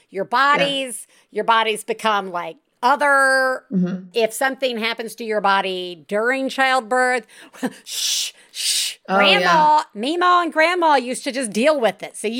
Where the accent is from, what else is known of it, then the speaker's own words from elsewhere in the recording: Deep South, United States; growing up in the Deep South.